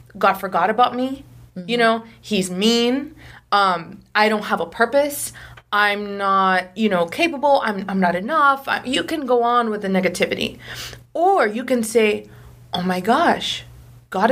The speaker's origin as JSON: {"language": "English", "town": "Miami", "region": "Florida", "country": "United States", "moved": "as an adult", "lives_now": "Los Angeles, United States", "said": "I was always from Miami, always lived in Miami for a long time"}